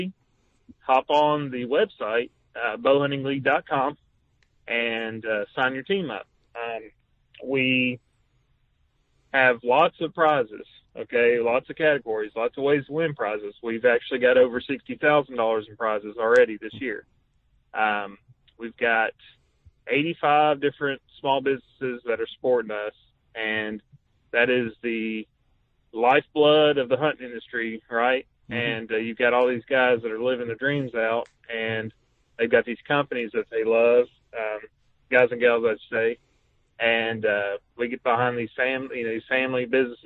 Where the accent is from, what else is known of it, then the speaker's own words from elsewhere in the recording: Tennessee, United States; moved away as an adult; now in Indiana, United States; I'm from Tennessee.